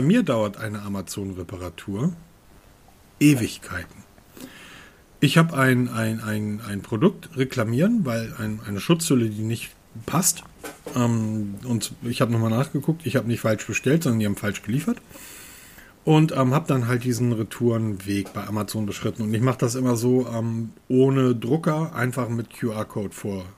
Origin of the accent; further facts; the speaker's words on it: Germany; ich bin Deutscher